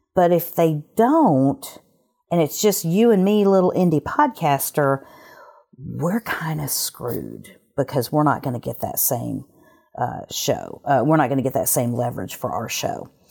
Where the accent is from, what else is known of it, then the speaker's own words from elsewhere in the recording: Alabama, United States; moved away; I'm from Alabama originally